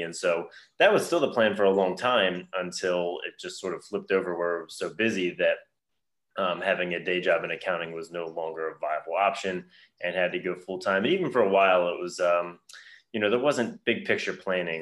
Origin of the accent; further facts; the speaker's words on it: Baltimore, Maryland, United States; I grew up in the Baltimore area.